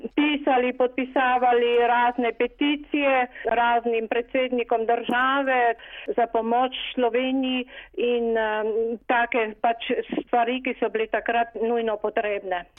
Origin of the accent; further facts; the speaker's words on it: Slovenia; now in Paris, France; smo Slovenci